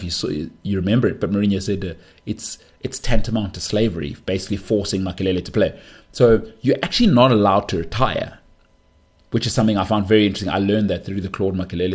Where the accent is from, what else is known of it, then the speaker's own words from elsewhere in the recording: South Africa; as a South African